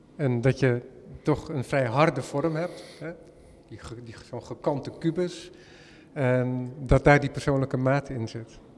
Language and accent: Dutch; Netherlands; als Hollander